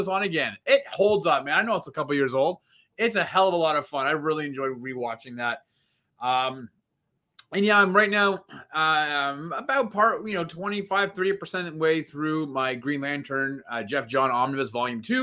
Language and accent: English; Canada; as being Canadian